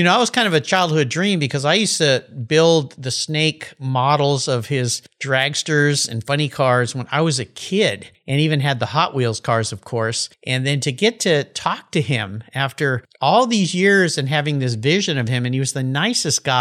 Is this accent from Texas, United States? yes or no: no; Southern California, United States; I grew up in Southern California when I was a kid.